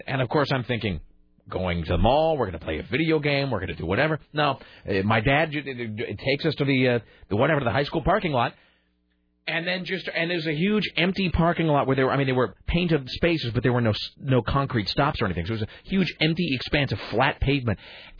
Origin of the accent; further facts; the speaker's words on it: Kenner, Louisiana, United States; I think that my friends did that growing up in Kenner, where we had these horrible winters.